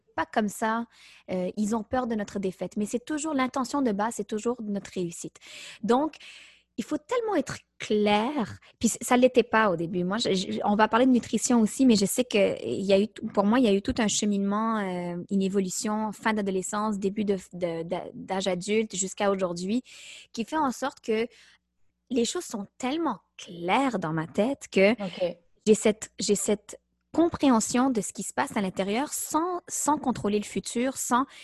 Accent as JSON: {"language": "French", "town": "Montreal", "region": "Quebec", "country": "Canada", "tie": "born or raised there", "said": "je suis née à Montréal de deux parents d'origine marocaine"}